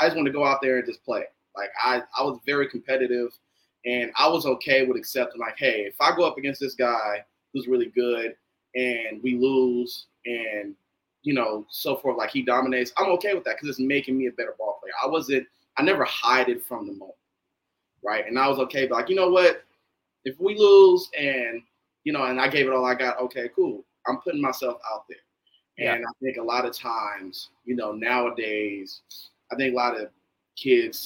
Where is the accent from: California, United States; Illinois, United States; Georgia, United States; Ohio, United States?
California, United States; Northern; growing up in Northern California